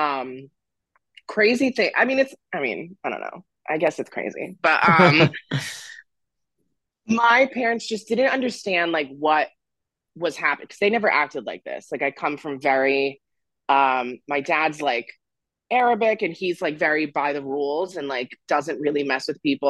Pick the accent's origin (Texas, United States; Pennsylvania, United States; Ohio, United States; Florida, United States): Florida, United States; also born or lived in Romania / Nashville, Tennessee; now in Massachusetts, United States; I grew up in Florida